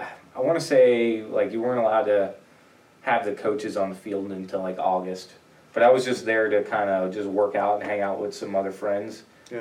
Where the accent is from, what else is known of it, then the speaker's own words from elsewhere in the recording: Tampa, Florida, United States; also born or lived in New York / Fort Lauderdale, Florida; Well, I was actually born in New York. I moved from New York down to Florida, Tampa, Florida, which is where I grew up. I moved down there when I was about like 3, I think.